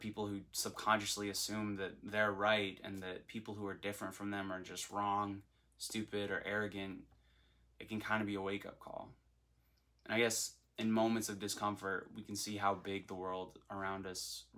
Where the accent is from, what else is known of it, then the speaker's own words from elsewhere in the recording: Nassau, New Providence, Bahamas; moved away as an adult; now in Florida, United States; I'm from Nassau, New Providence in the Bahamas